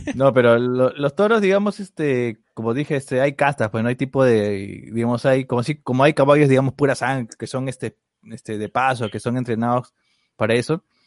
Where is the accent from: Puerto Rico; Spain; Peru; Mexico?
Peru; Deberíamos saber como peruanos